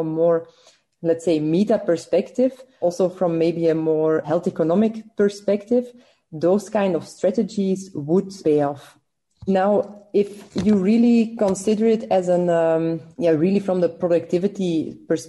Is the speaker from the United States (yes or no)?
no; Belgium; I'm from Belgium